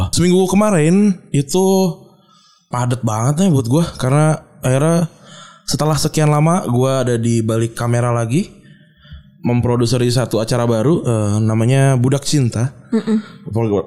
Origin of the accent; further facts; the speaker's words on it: Jakarta, Indonesia; gue orang Jakarta gitu gue uh, apa namanya lahir dan besar di sini